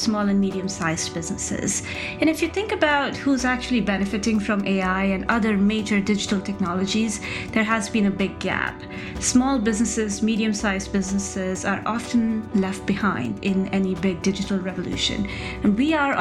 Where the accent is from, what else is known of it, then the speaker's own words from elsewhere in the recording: Rajasthan, India; I grew up in Rajasthan in India